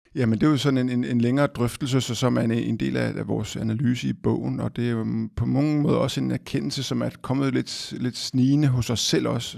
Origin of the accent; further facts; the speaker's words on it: Denmark; vi som danskere